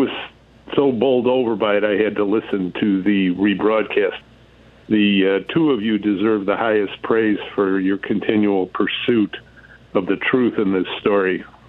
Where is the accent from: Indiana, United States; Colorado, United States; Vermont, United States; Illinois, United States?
Illinois, United States; Yeah, currently my home state of Illinois